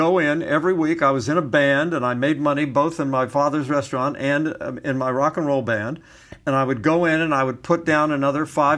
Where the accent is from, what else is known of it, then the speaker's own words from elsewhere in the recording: Beckley, West Virginia, United States; My hometown was the county seat in West Virginia, in Beckley, West Virginia.